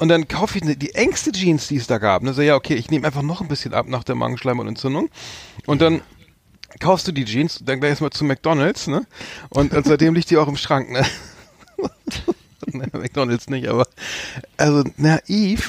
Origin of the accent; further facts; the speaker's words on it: Germany; als Deutscher